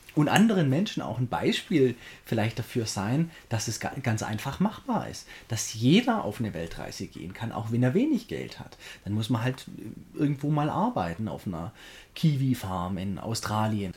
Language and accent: German; Göppingen, Baden-Württemberg, Germany; in Göppingen, da wo ich herkomme. Und das sind so alle meine Schulfreunde